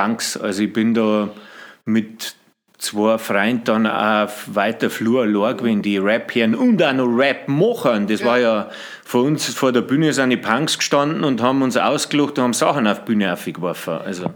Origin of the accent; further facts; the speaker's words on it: Bavarian Forest, Germany; moved away; also born or lived in Freising / Au in der Hallertau; sind wir dann äh, nach Ringzung in Wald und da bin ich dann aufgewachsen